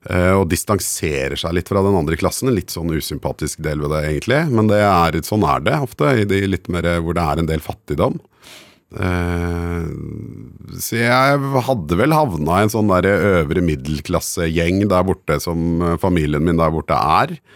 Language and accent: Norwegian; Guadeloupe; now in Norway; jeg husker jeg var liten og hørte så lei av å si hvor jeg kom fra, at jeg sa at jeg kom fra Colombia, bare fordi det hadde folk hørt.